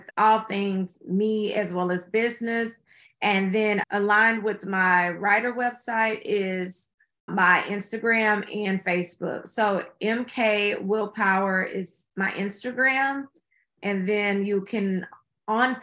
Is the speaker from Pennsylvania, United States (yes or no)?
no; Houston, Texas, United States; my hometown of Houston